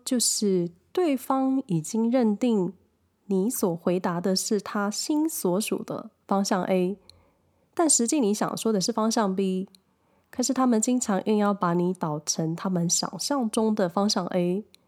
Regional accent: a small town in Hsinchu County, Taiwan; moved away as an adult; also born or lived in Taipei; 我的家乡在新竹，新竹县的一个小镇

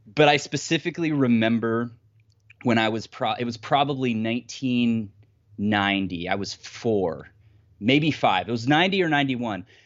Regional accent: Ohio, United States; now in Ann Arbor, Michigan, United States; I'm originally from Ohio, just, like, middle of nowhere, absolute nowhere, but I currently live just outside of Ann Arbor, Michigan.

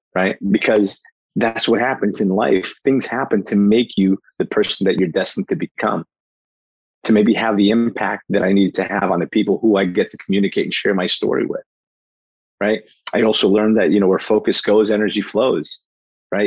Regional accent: Newark, New Jersey, United States; born or raised there; also born or lived in Portugal

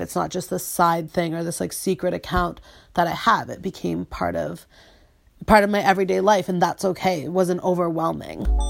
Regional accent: Peterborough, Ontario, Canada; I'm from Peterborough, Ontario, which is a small town

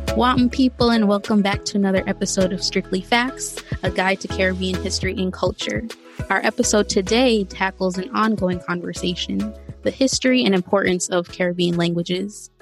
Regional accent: United States; also born or lived in Jamaica; I was born in the US but my family

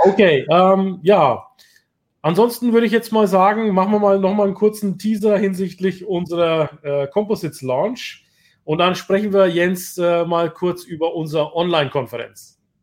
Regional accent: Bayreuth, Bavaria, Germany; Ich bin ja aus Bayreuth

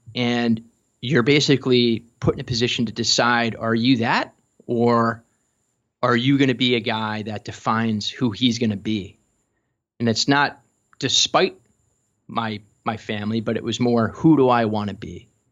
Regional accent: Chicago, Illinois, United States; growing up in Chicago

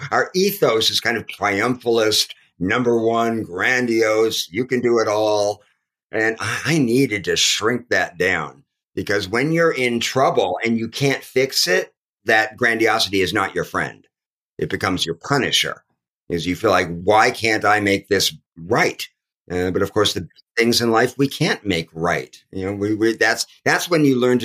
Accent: Los Angeles, California, United States; moved away; also born or lived in New York; having grown up in the city, growing up in Los Angeles as a suburban kid.

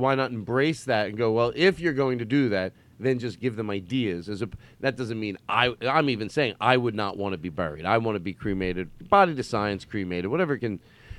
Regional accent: Philadelphia, Pennsylvania, United States; I grew up in Philadelphia.

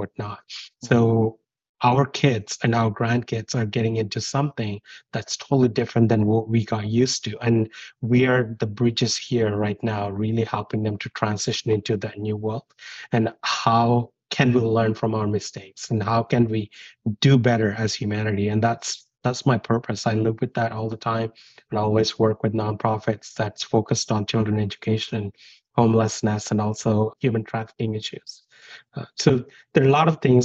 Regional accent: India; moved away as an adult; also born or lived in United Kingdom; I grew up in India, and I always look back my childhood

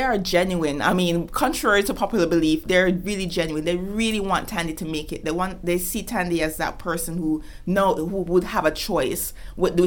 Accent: Kingston, Jamaica; moved away; in Kingston, where I grew up

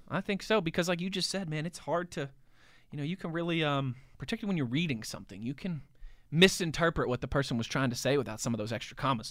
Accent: Pittsburgh, Pennsylvania, United States; also born or lived in Philadelphia; the only Pittsburgh connections on the team were me

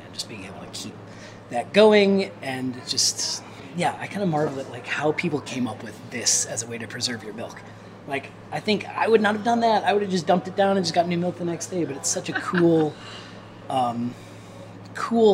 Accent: near Gary, Northern Indiana, United States; moved away as an adult; also born or lived in Michigan / Nashville; now in Asheville, United States; I'm from Northern Indiana, kind of like Gary, kind of on the other side of the border from Chicago

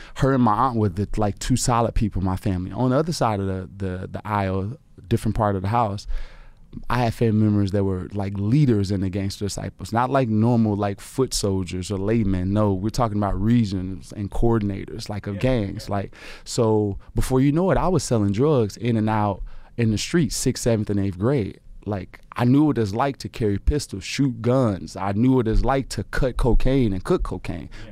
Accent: Chicago, Illinois, United States; my grandmother had a you know house on the south side of Chicago. We grew up in the Argyle, um, Robert Taylor Home Projects

